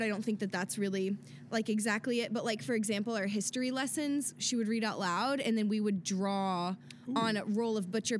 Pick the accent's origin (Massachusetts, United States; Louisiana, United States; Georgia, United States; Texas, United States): Texas, United States; Dallas; moved away as an adult; also born or lived in West Hills, Los Angeles, California; now in Los Angeles, United States; growing up in Dallas